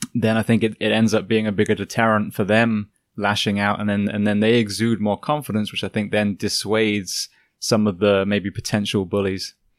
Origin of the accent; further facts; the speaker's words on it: England, United Kingdom; now in United States; I grew up in England